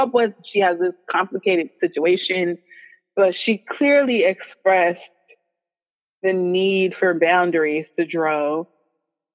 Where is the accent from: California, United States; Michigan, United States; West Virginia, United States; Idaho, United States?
California, United States; Los Angeles; Shout out to LA. Yeah. LA. Shout out to my hometown.